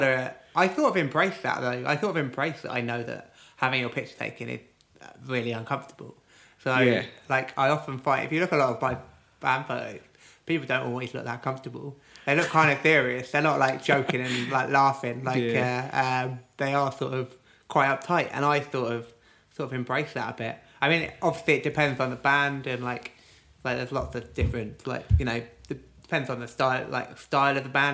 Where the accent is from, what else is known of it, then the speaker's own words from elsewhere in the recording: Cirencester, South West England, United Kingdom; moved away; I grew up in Gloucestershire, like a little sort of market town called Cirencester